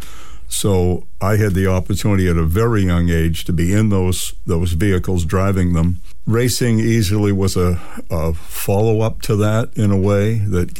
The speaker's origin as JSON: {"language": "English", "region": "Maine", "country": "United States", "tie": "born or raised there", "said": "I ended up teaching in the same town that I grew up and went to school"}